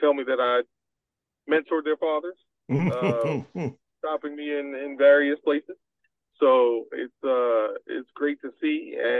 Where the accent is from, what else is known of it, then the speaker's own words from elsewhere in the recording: New York City, New York, United States; Because I grew up in New York City, coming to New Haven was not like coming any place unfamiliar to me.